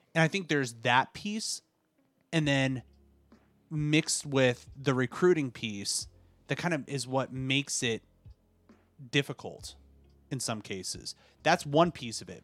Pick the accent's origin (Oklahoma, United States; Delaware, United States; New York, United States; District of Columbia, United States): District of Columbia, United States; Washington; growing up in this area here in the DC area, I I grew up with all sorts of ethnicities